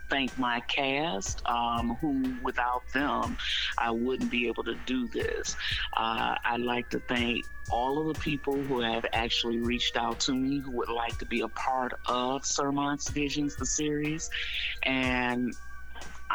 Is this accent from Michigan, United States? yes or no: yes; Detroit, Michigan, United States; I was born and raised over on the North End. I actually still live over on the North End right now